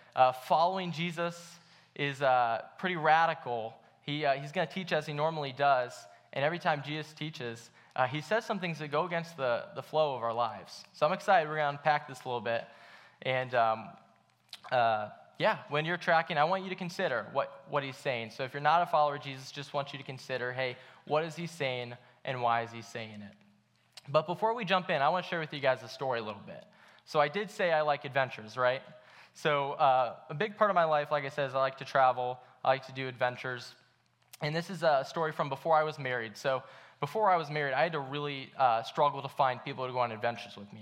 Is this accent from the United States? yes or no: yes; Akron, Ohio, United States; I grew up in Akron